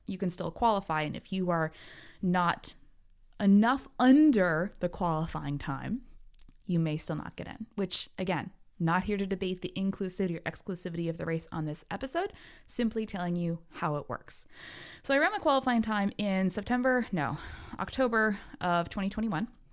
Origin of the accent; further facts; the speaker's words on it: Maine, United States; I'm from Maine.